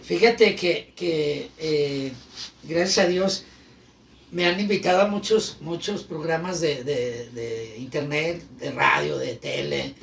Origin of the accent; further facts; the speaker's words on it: Guadalajara, Jalisco, Mexico; Allá me crié, soy de Guadalajara, Villa Mariano Escobedo, ahí en San Andrés.